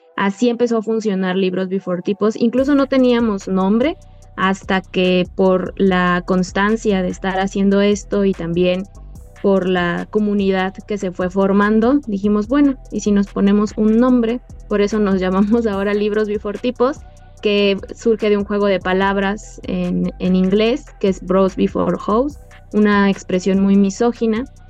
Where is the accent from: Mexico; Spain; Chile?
Mexico; directora de esta asociación civil que está conformada por 11 mujeres mexicanas